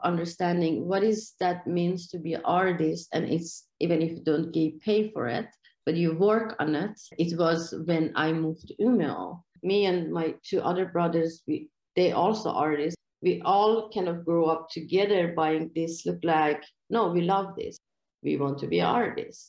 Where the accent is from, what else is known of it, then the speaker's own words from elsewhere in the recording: Iran; English is a second language; moved away as an adult; now in Malmö, Sweden; it's a big difference between the way I grew up in Iran. This was a big culture clash for me in here